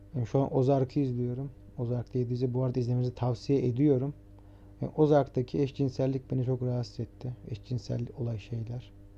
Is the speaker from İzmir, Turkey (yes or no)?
no; Trabzon, Turkey; now in Istanbul, Turkey; Ben Trabzonluyum, ailem Trabzon'da yaşıyor.